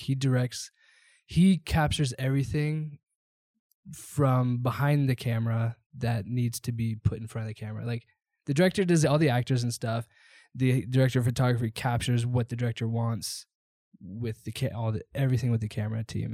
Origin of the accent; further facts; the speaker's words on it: Seattle, Washington, United States; moved away; also born or lived in Idaho / Southwest Florida; Born and raised in Seattle, huge Seahawks fan